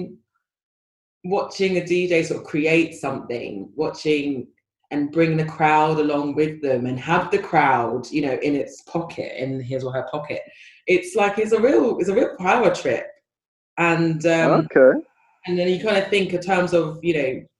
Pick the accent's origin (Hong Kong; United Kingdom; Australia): United Kingdom; London; I'm Belsize Park